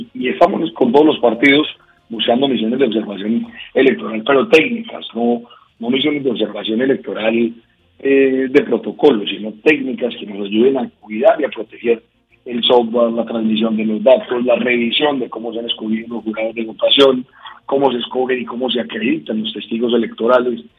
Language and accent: Spanish; Colombia; los colombianos vivimos muy molestos